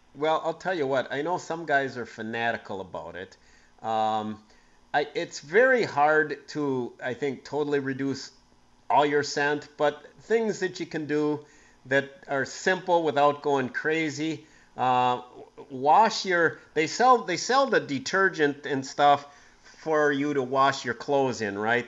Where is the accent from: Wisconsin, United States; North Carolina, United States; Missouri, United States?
Wisconsin, United States; Green Bay; growing up in Green Bay in the 70s